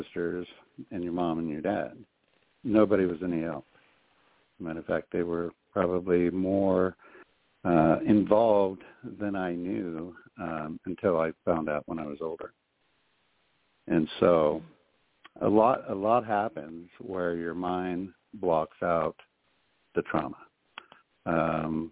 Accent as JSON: {"language": "English", "town": "Butte", "region": "Montana", "country": "United States", "tie": "born or raised there", "said": "I was raised in Montana all of my life, lived here all my life"}